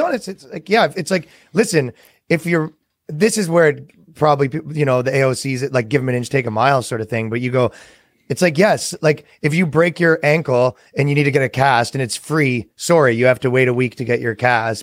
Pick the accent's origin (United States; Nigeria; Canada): Canada; moved away; as a Canadian